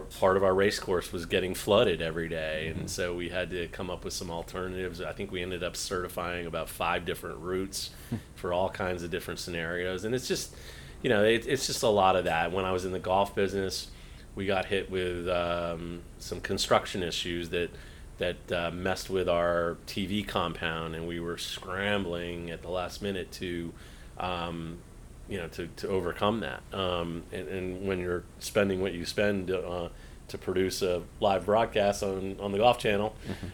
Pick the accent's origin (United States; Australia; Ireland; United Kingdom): United States; New England; now in West Palm Beach, United States; growing up in New England